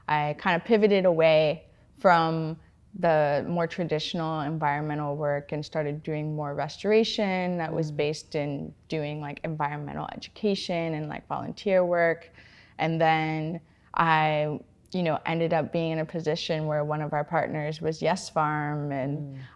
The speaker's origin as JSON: {"language": "English", "region": "California", "country": "United States", "tie": "born or raised there", "moved": "as an adult", "lives_now": "Seattle, United States", "said": "I was born and raised in California and moved out here, oh my gosh, like 8 years ago now to go to school at the University of Washington"}